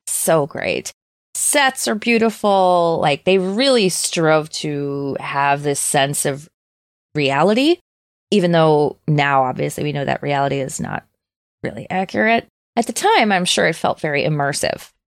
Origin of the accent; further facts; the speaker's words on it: Minnesota, United States; growing up in Minnesota, We have ten thousand fucking lakes